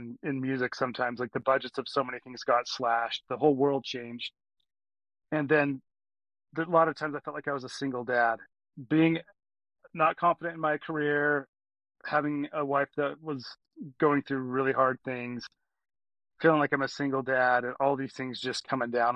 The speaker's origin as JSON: {"language": "English", "town": "Cedar Hills", "region": "Utah", "country": "United States", "tie": "born or raised there", "also_born_or_lived": "Texas / Alpine, Utah / Pittsburgh, Pennsylvania", "said": "I was born in Texas and then moved to Utah like when I was 5 or 6, and I grew up in Cedar Hills"}